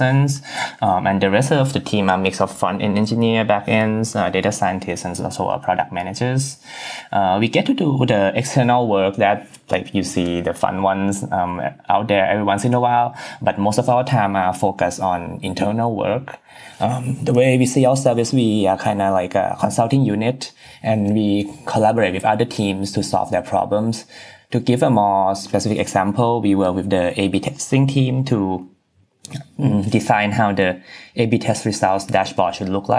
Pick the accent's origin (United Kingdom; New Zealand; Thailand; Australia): Thailand; Bangkok; moved away as an adult; also born or lived in Maryland, United States; now in United States; I was born and raised in Bangkok, Thailand